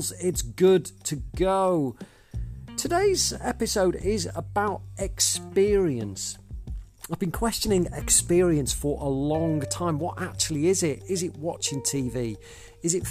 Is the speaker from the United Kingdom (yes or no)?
yes; Southport, North West England, United Kingdom; Southport, northwest of England, my hometown for more years than I care to count.